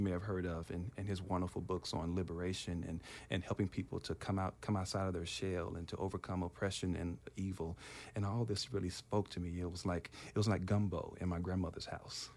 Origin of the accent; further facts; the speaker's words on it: Memphis, Tennessee, United States; moved away as an adult; also born or lived in Providence, Rhode Island; now in California, United States; when I was growing up in Tennessee